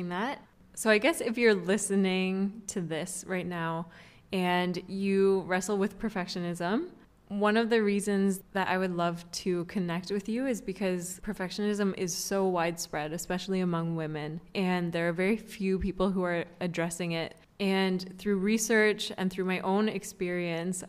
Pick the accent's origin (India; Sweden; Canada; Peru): Canada; moved away as an adult; now in Singapore; as a Canadian